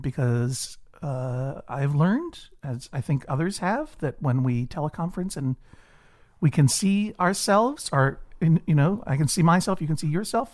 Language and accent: English; Brookline, Massachusetts, United States; I, I grew up in Brookline, Massachusetts, uh, a, a leafy suburb, for the most part, of, of Boston